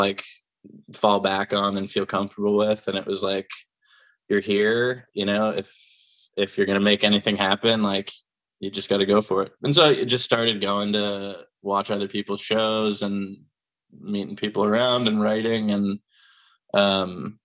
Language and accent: English; Pittsburgh, Pennsylvania, United States; moved away as an adult; now in Austin, United States; I grew up in Pennsylvania. I'm from Pittsburgh.